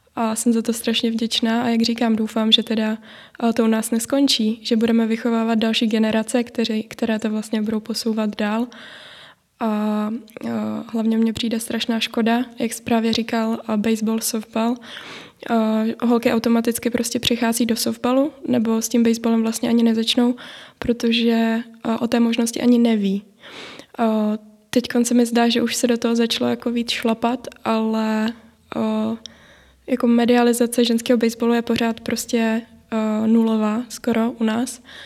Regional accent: Moravia, Czechia; u nás na Moravě

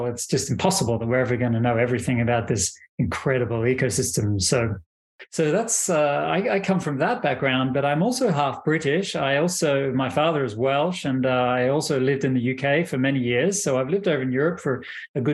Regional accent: Australia; moved away; I'm originally from Australia. That's where I was born and raised

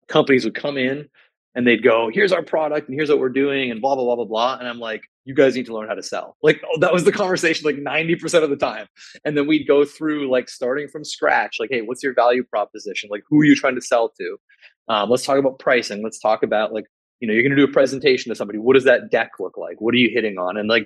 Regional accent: Canada; I'm a Canadian

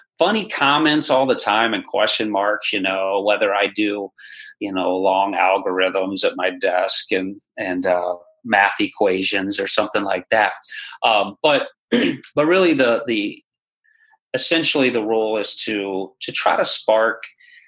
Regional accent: Iowa, United States; now in Indianapolis, United States; I am a Iowa native

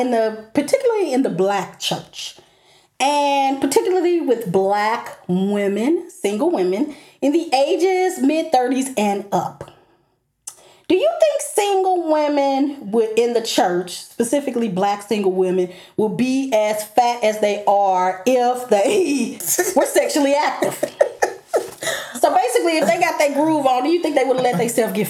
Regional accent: St. Louis, Missouri, United States; moved away; my hometown, St. Louis.

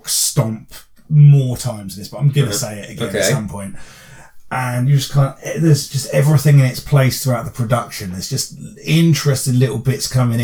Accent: England, United Kingdom; I'm English

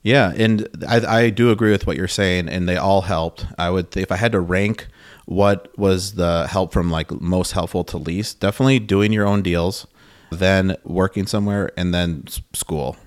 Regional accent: Milwaukee, Wisconsin, United States; I'm from Wisconsin. I grew up in the Milwaukee area.

